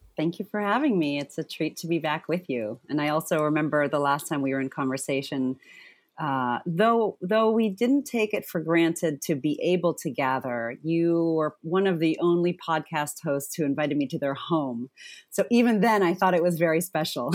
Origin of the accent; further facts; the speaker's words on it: Zimbabwe; I was born in Zimbabwe.